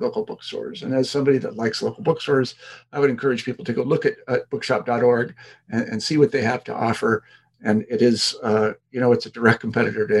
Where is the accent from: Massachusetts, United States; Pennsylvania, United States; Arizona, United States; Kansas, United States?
Kansas, United States; I'm from Kansas, and my people, as we sometimes say, were farmers